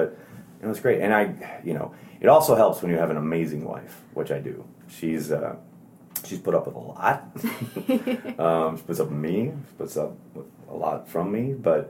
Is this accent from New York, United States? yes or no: no; Wisconsin, United States; I'm from Wisconsin. I like beer. I like burgers.